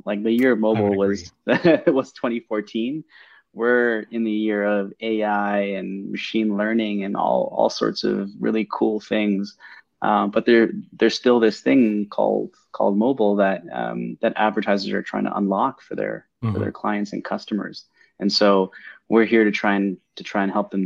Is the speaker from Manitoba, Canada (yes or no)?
no; Mississauga, Ontario, Canada; also born or lived in Toronto; born and raised in Toronto, grew up in Mississauga